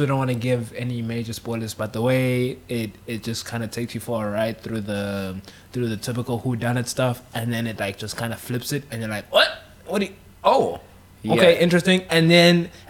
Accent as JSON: {"language": "English", "country": "South Africa", "said": "I'm South African"}